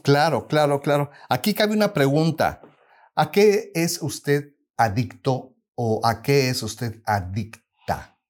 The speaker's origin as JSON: {"language": "Spanish", "country": "Mexico", "moved": "yes", "lives_now": "United States", "said": "somos nosotros como mexicanos y como latinos"}